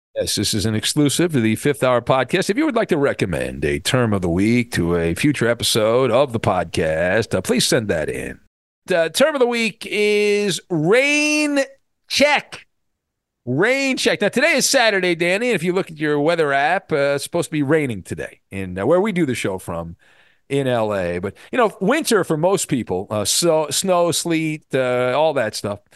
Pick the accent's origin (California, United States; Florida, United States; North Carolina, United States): California, United States; near Disneyland; I grew up kind of near Disneyland